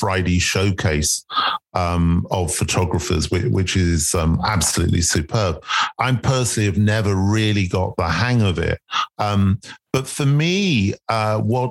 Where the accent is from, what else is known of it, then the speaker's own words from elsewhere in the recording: London, United Kingdom; he documents the streets I grew up on and I was born in South London